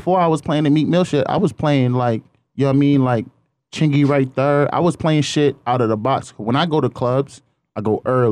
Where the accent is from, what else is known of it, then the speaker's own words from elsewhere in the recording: New York City, New York, United States; now in Long Island, United States; I'm from New York. I ain't from Brooklyn. I'm from Queens. I live in Long Island